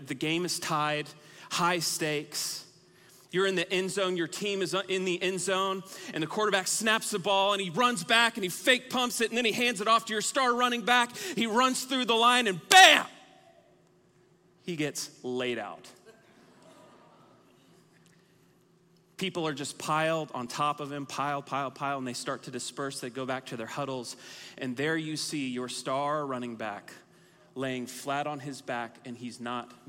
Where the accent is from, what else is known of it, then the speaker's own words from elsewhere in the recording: Texas, United States; moved away as an adult; also born or lived in Oklahoma; I was born and raised in the great state of Texas